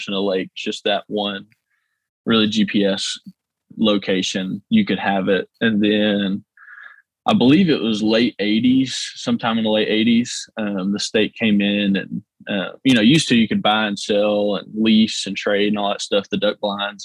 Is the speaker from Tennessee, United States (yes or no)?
yes; Union City, Tennessee, United States; I was born here in Union City. Lived here my whole life. Grew up just like any other kid here in Union City